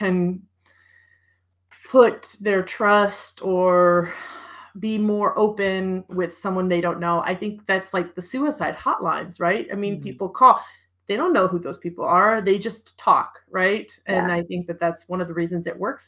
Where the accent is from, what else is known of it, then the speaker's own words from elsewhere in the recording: United States; moved away; also born or lived in Europe; as an American